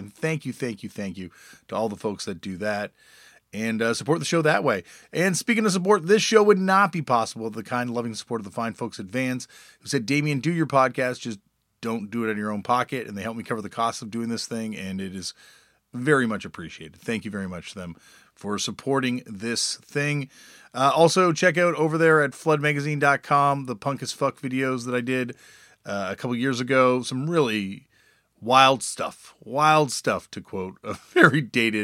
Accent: Toronto, Ontario, Canada; growing up in Toronto

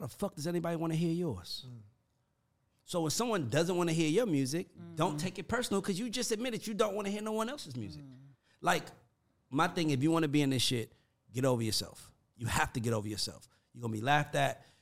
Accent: College Park, Georgia, United States; I'm not country and I'm from College Park

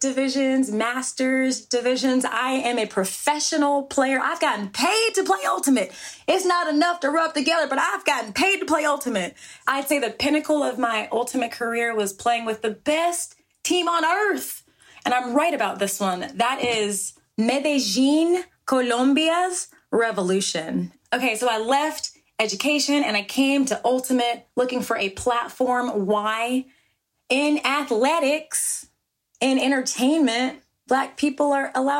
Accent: New Jersey, United States; I was born in Jersey

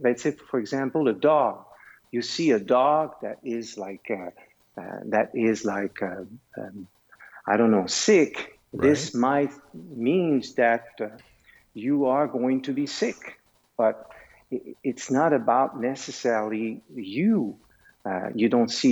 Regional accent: Canada; also born or lived in Switzerland; I am Canadian, but I am also Swiss.

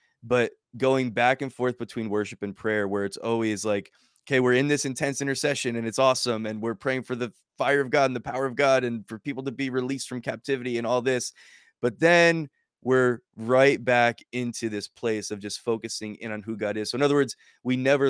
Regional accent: United States; being obviously an American and being in another nation and far from, you know, how I grew up and my culture

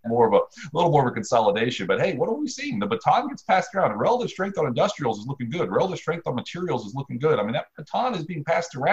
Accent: Ohio, United States; now in South Carolina, United States; I'm from Ohio.

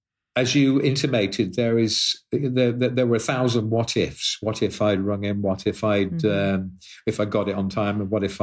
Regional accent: Liverpool, North West England, United Kingdom; born there; that article mentions the fact that I was born in Liverpool.

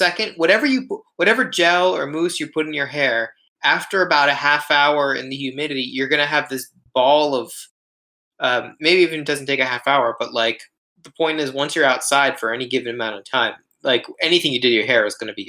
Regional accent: Boca Raton, Florida, United States; moved away as an adult; now in Japan; The other things that I never realized were part of life growing up in Boca Raton, besides snow, which I kind of thought was a lie for most of my life because I couldn't imagine snow falling until I saw it in Japan

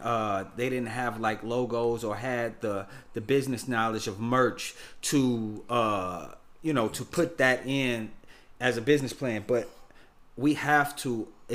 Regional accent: United States; also born or lived in London; I was from America

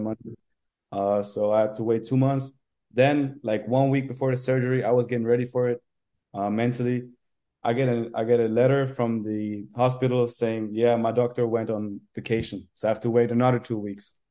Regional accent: Carinthia, Austria; moved away as an adult; now in Vienna, Austria; So I'm from Carinthia originally, and then I moved to Vienna to study sports science

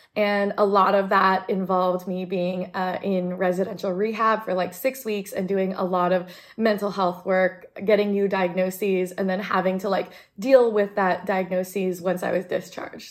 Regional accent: United States; I'm Asian American and I feel like I'm very assimilated

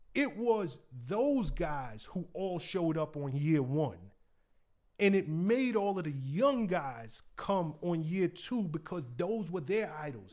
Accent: New York City, New York, United States; moved away as an adult; I know the culture. I'm from the South Bronx. I grew up knowing, you know, who were the hot D Js

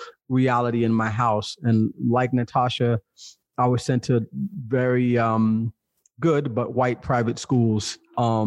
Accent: Los Angeles, California, United States; born or raised there; moved away as an adult; now in Heredia, Costa Rica

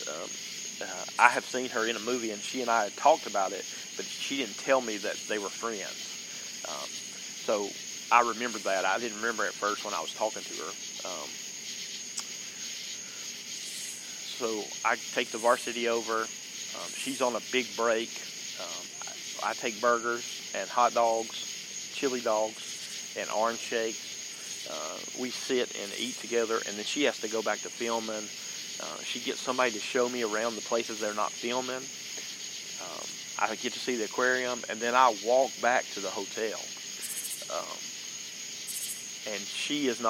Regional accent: the South, United States; accent: southern; my southern accent

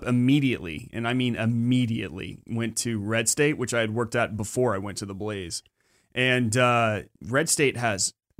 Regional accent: Austin, Texas, United States; also born or lived in Galveston; I spent a lot of time in Austin. You know, I lived in Austin until I was in fifth grade when I finally moved to P

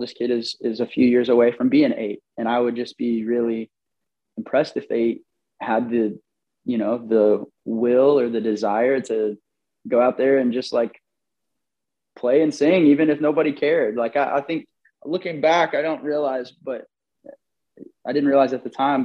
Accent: Bixby, Oklahoma, United States; which is my hometown

